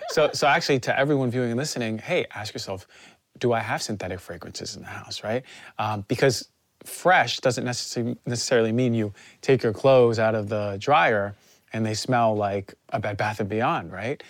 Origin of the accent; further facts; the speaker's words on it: New Jersey, United States; I'm from New Jersey